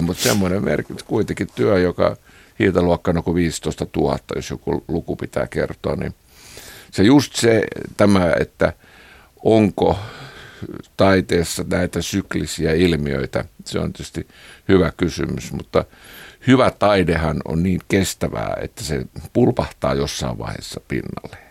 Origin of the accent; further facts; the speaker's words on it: Kiihtelysvaara, North Karelia, Finland; minä olen kotoisin tämmöisestä itäsuomalaisesta kiihtelyysvaralaisesta maalaiskodista